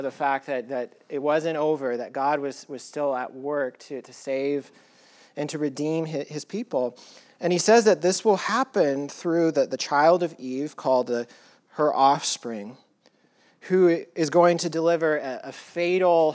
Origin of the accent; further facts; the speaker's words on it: Colorado, United States; I grew up in Colorado at a high elevation, and you can see the stars like crazy there.